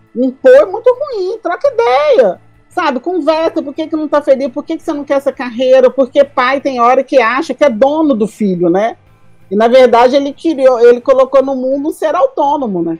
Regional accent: Diamantina, Minas Gerais, Brazil; moved away; Diamantina, né? Que é a minha terra

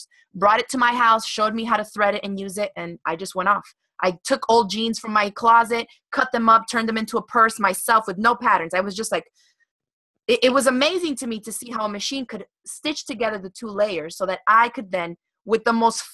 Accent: Miami, Florida, United States; I grew up in Miami, Florida

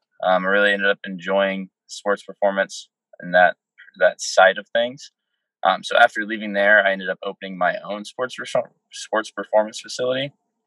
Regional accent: Wichita, Kansas, United States; moved away as an adult; also born or lived in Florida / Iowa; now in Des Moines, United States; So I'm from Wichita, Kansas. Born there, and then we moved to Florida and moved back.

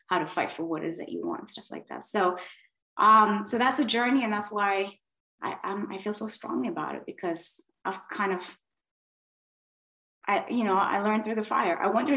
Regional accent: Miami, Florida, United States; moved away as an adult; also born or lived in south of Spain; now in Spain; I'm from Miami

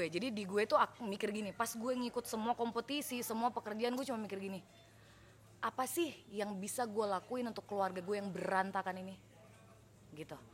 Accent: Yogyakarta, Special Region of Yogyakarta, Indonesia; by the way gue dari SMA udah ngekos padahal gue punya rumah di Jogja

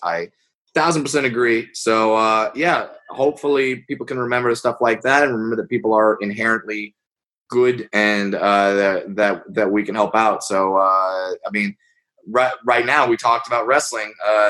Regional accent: Southern California, United States; I grew up in Southern California.

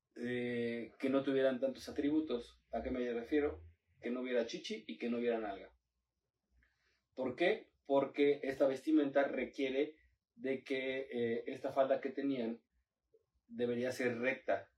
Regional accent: Puebla, Mexico; uno como poblano, güey, está viviendo aquí

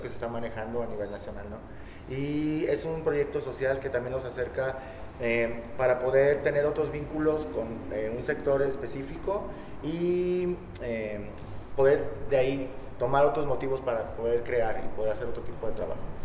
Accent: Zamora, Michoacán, Mexico; moved away as an adult; now in Colima, Mexico; soy de Michoacán, soy zamorano.

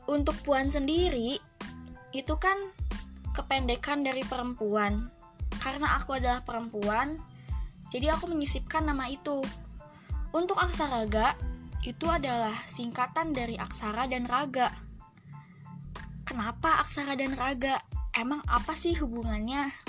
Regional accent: Subang, West Java, Indonesia; also born or lived in Bandung; Aku dilahirkan di tanah Pasundan atau populer disebut Bandung pada 18 Mei 2000 Betul banget. Tahun ini beberapa bulan lagi aku menginjak usia 20 tahun. Dan aku dibesarkan di Kabupaten Subang.

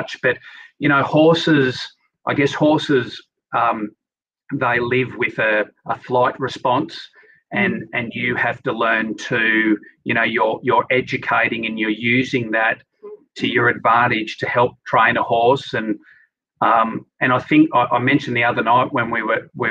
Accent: Sydney, New South Wales, Australia; I grew up in Sydney, no real interaction with animals

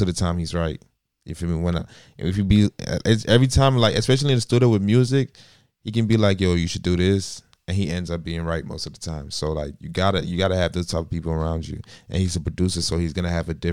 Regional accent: Nigeria; moved away; also born or lived in Miami, United States; I was born in like Miami, but like I grew up in Nigeria too at the same time

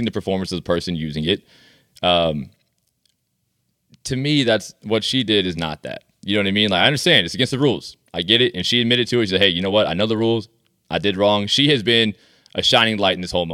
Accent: United States; That's the cocky American coming out of me.

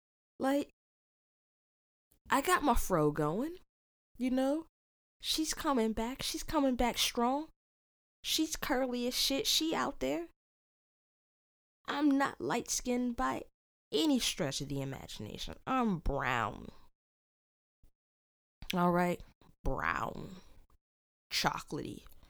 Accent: United States; I'm Black. But where am I from? America.

